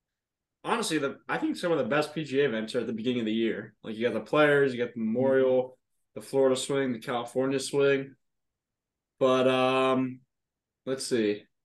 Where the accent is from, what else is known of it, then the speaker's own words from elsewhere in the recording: Andalusia, Spain; Yeah, which is a sick place. I mean, my home country.